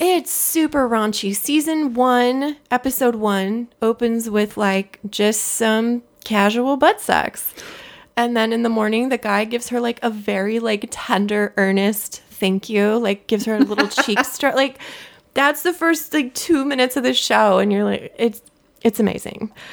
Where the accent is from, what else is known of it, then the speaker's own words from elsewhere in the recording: Southern California, United States; I grew up in Southern California.